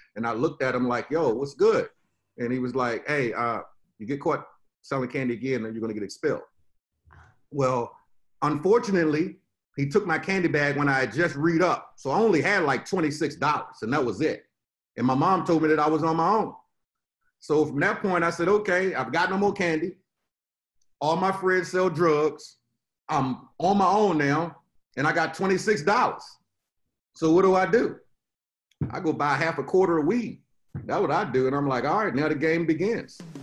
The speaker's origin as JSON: {"language": "English", "town": "Richmond", "region": "Virginia", "country": "United States", "tie": "born or raised there", "moved": "yes", "lives_now": "Florida, United States", "said": "I'm originally from Richmond, VA. You know, deep in the South. You know, grew up in that particular environment."}